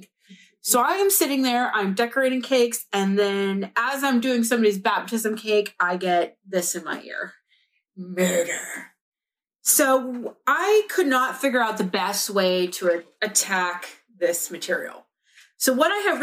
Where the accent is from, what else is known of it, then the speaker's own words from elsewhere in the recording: Pittsburgh, Pennsylvania, United States; I'm from Pittsburgh and I have a shit accent.